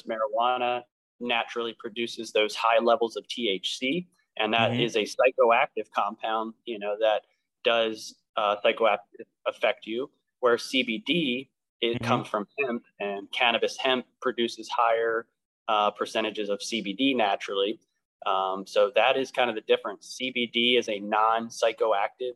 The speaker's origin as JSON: {"language": "English", "area": "Lancaster County", "region": "Pennsylvania", "country": "United States", "tie": "born or raised there", "said": "I was born and raised here in Lancaster County"}